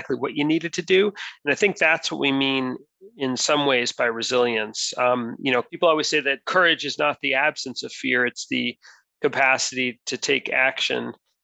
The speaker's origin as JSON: {"language": "English", "country": "United States", "said": "I'm monocultural. I'm from the United States."}